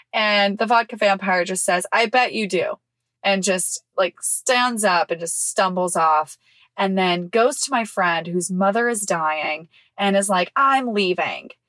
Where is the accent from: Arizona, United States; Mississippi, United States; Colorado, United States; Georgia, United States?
Mississippi, United States; moved away; my hometown in Mississippi